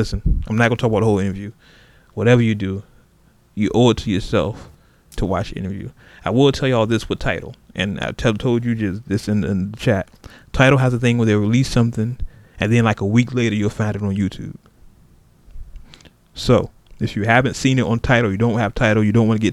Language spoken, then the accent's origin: English; Oakland, California, United States; moved away; y'all know I'm from Oakland originally